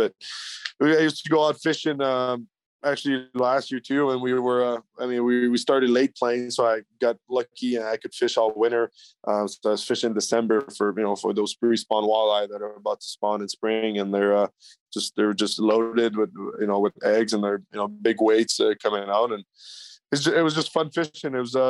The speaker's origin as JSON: {"language": "English", "region": "Ontario", "country": "Canada", "tie": "born or raised there", "said": "It's just kind of lucky growing up on the St. Lawrence and having that Lake Ontario till, you know, Brockville, Kingston, and Quinnebee, which is, you know, world renowned for walleye fishing."}